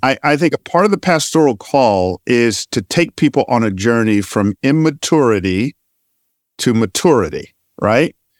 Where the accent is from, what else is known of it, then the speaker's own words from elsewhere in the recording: Georgia, United States; You and I grew up in Georgia